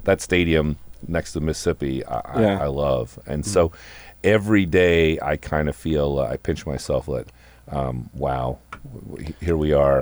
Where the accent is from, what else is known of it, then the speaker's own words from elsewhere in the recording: Ottawa, Ontario, Canada; moved away as an adult; also born or lived in Kansas; now in Des Moines, United States; Ottawa, from my hometown